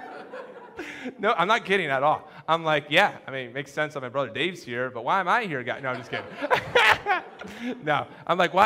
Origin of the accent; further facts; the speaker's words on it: Connecticut and New Hampshire, United States; I grew up in Connecticut and New Hampshire